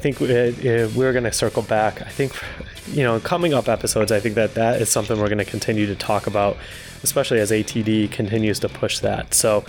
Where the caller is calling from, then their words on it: Dallas, Texas, United States; I'm calling in from Dallas, Fort Worth.